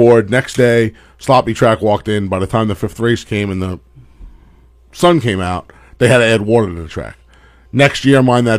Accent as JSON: {"language": "English", "town": "New York City", "region": "New York", "country": "United States", "tie": "born or raised there", "also_born_or_lived": "Franklin Square, New York", "said": "I was born in Franklin Square in Franklin General Hospital, but I've lived in Howard Beach, same house, my entire life."}